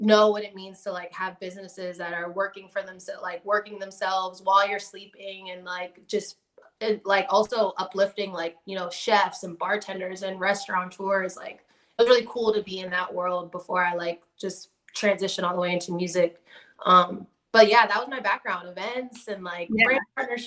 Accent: Washington, District of Columbia, United States; also born or lived in Silver Spring, Maryland; Born and raised in Southeast Washington, D.C., grew up in like Silver Spring, Maryland. Also moved back to D.C. during like middle school

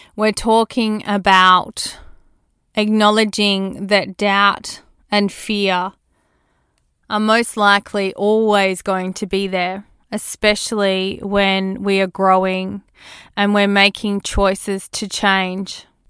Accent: Australia; born or raised there

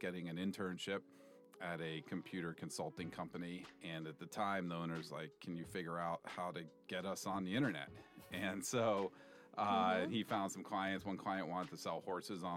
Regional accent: East Coast, United States; moved away as an adult; also born or lived in San Francisco; I grew up on the East Coast, went to school on the East Coast

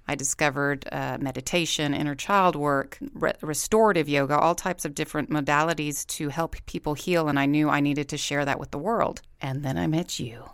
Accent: Corpus Christi, Texas, United States; moved away as an adult; now in Saint George, United States; I am also from Corpus Christi, Texas

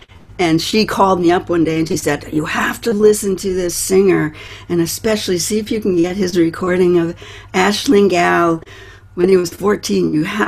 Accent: United States; me as an Irish Italian American

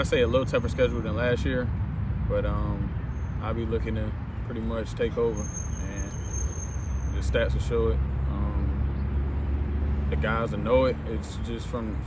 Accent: Charlotte, North Carolina, United States; I'm from Charlotte, North Carolina. I went to Butler. Started off at Rocky River and then I transferred to Butler

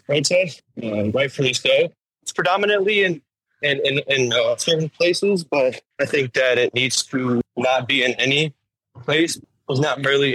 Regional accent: Las Vegas, Nevada, United States; moved away; also born or lived in Chicago, Illinois; I was born and raised in Las Vegas.

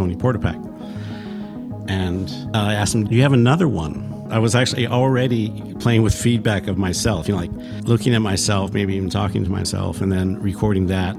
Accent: Redondo Beach, California, United States; also born or lived in Santa Monica, California; I was born in Santa Monica and moved to Redondo Beach / Torrance, kind of on the border there, when I was 7 or 8

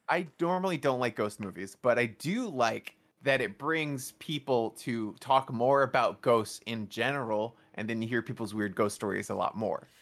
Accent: New York City, New York, United States; I grew up in New York City

